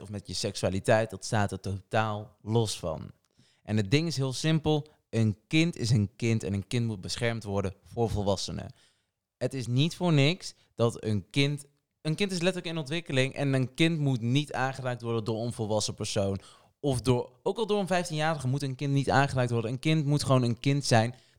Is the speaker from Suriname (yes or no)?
no; Portugal; now in Netherlands; Ik ben niet Nederlands, ben Portugees